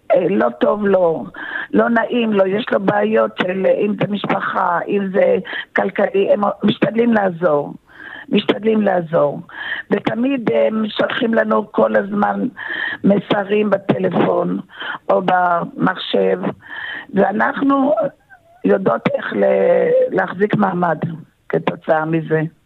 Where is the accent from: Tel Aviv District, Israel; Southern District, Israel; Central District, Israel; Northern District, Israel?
Tel Aviv District, Israel; Tel Aviv; also born or lived in Kibbutz Sufa; now in Rehovot, Israel; אני נולדתי בתל אביב